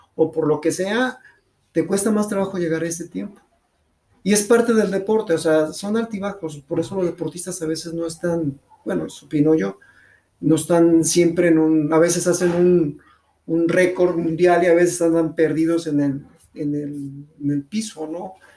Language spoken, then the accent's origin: Spanish; León, Guanajuato, Mexico; soy originario de León